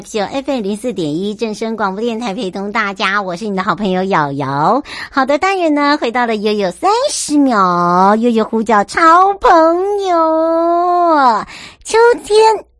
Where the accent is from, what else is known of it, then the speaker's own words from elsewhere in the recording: Penghu County, Taiwan; 那结合这样的一个体验呢，就是可以去深度的了解我们澎湖人。